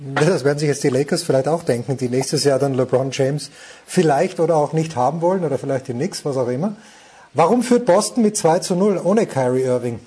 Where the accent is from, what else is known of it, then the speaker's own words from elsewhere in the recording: Austria; als Österreicher